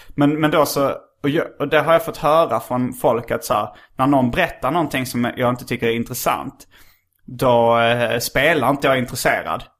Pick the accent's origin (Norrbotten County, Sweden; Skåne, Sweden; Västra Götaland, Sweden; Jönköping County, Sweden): Skåne, Sweden; accent: skånska; jag pratar skånska